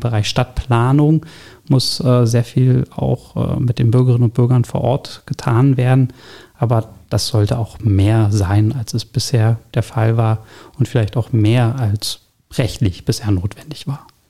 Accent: Berlin, Germany; gebürtiger Berliner, allerdings nicht hier im schönen Stege Zehlendorf geboren, sondern äh, komme aus dem Nordosten Berlins, aus Pankow

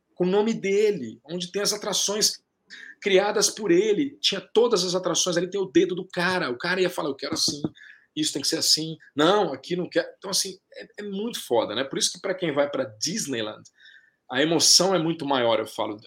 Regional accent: Brazil; pra nós que somos brasileiros

